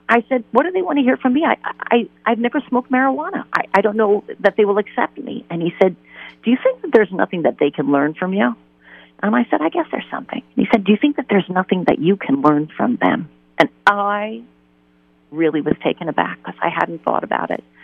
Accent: New York, United States; I am originally from New York, and I had a wonderful traditional Catholic upbringing.

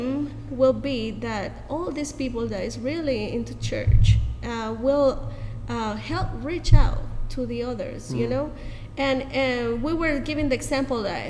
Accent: El Salvador; We have I think 121 years of having the gospel here in our country

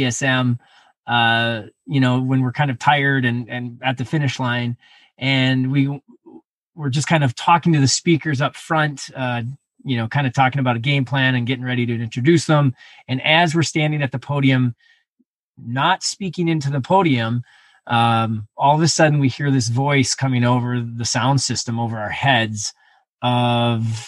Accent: Montana, United States; moved away as an adult; now in Minnesota, United States; I was born and raised in Montana, where the snow was on the side of mountains. So I grew up skiing, but I moved to Minnesota about 20 years ago

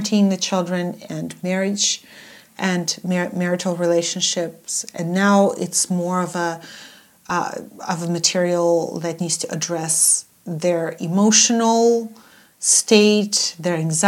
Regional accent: Odesa, Odesa Oblast, Ukraine; I'm from Odessa.

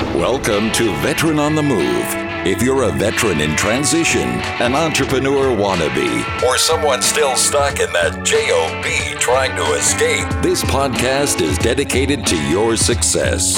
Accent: Bayonne, New Jersey, United States; my father had a, a, a, small appliance and hardware business in my hometown of Bayonne, New Jersey.

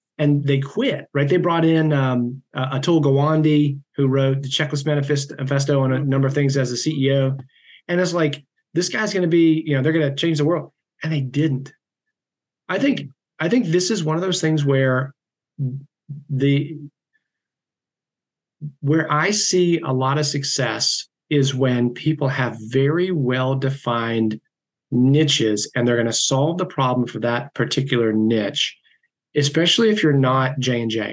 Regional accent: South Carolina, United States; moved away; my hometown back in South Carolina

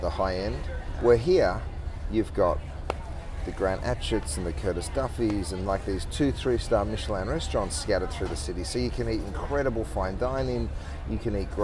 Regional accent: Melbourne, Victoria, Australia; I'm from Melbourne.

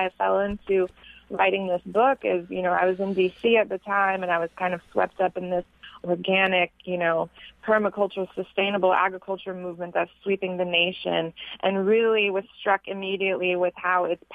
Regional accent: South Florida, United States; also born or lived in Newark, New Jersey; I was born in Newark, New Jersey. I was raised in metropolitan South Florida.

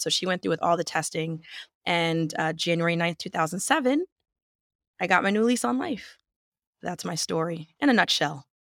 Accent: New Jersey, United States; I'm from New Jersey

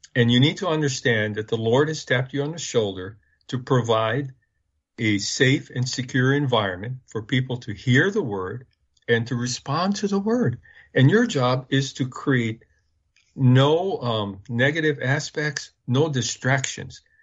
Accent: Hawaii, United States; I was born and raised in Hawaii

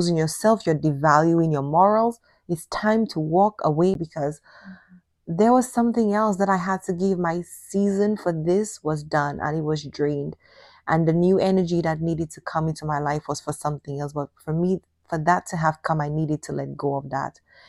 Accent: Dominican Republic; I'm coming from Dominican culture with a different mindset and definitely a different expectation as well

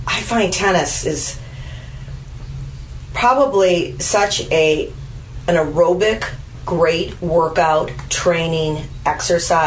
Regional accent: Glen Ellyn, Illinois, United States; I'm from Glen Ellen.

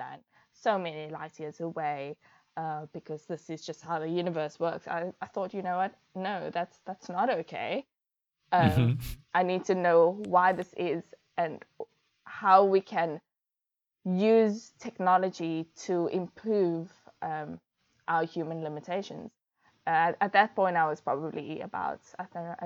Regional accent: Cape Town, Western Cape, South Africa; I grew up in Bellville in Cape Town, in the northern suburbs of Cape Town.

